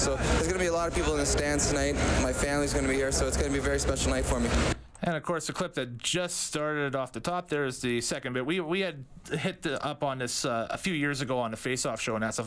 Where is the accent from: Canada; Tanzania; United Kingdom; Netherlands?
Canada; Edmonton, Alberta; playing in an nhl star game in my hometown